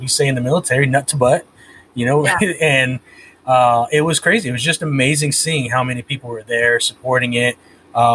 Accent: California, United States; I was born and raised in California, so that's where Chicano comes from

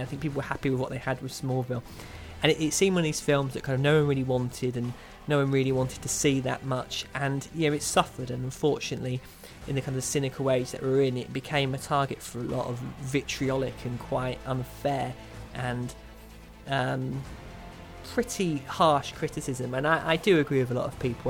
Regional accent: Kent, South East England, United Kingdom; When I was a young boy growing up in Kent

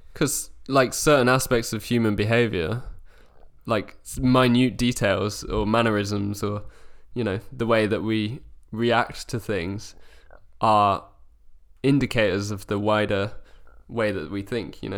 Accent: Wiltshire, South West England, United Kingdom; born or raised there; moved away as an adult; now in London, United Kingdom

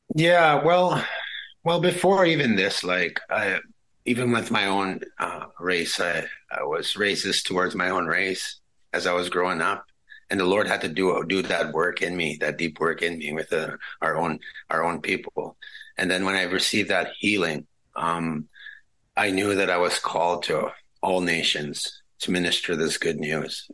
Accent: Pinehouse, Saskatchewan, Canada; first language Cree; English is a second language; moved away; I've been born and raised uh, in our uh, northern community.

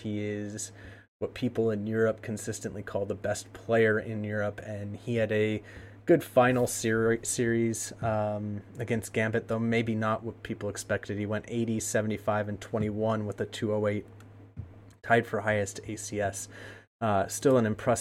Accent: United States; I am an American

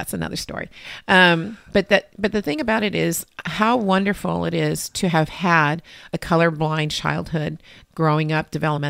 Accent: Lynwood, California, United States; I was born in Linwood, which is a city next to Compton at St. Francis Hospital.

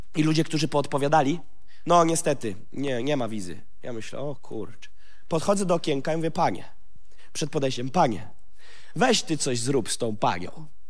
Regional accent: Gołdap, Warmian-Masurian Voivodeship, Poland; urodziłem się w Gołdapi, w rodzinie pastorskiej

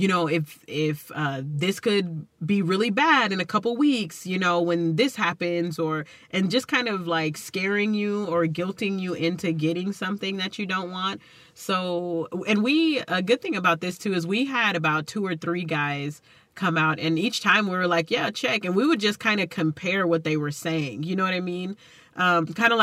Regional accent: Texas, United States; accent: Texas; my Texas accent

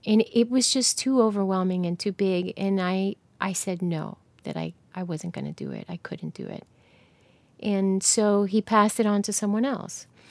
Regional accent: New Jersey, United States; moved away; I'm from New Jersey

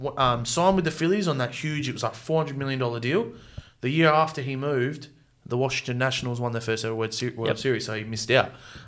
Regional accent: Australia; as an Aussie

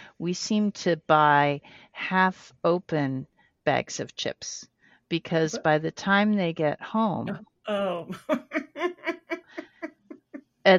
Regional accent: Colorado, United States; we were growing up in Colorado

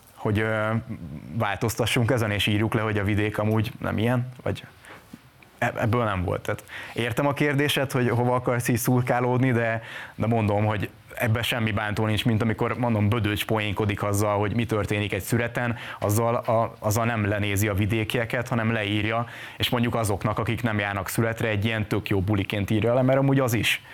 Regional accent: Hungary; moved away as an adult; now in Budapest, Hungary; ott nőttem fel

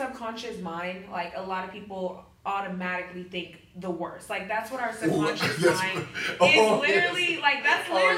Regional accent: Houston, Texas, United States; now in Pensacola, United States; I'm from Houston

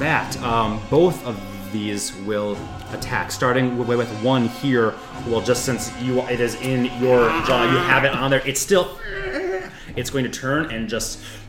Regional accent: India; That's okay. I'm Indian. It's fine.

